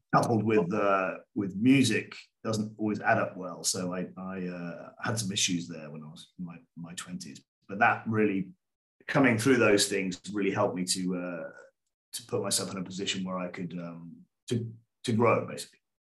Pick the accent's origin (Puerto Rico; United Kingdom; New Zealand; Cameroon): United Kingdom; England; moved away as an adult; now in Rhodes, Greece; I grew up in England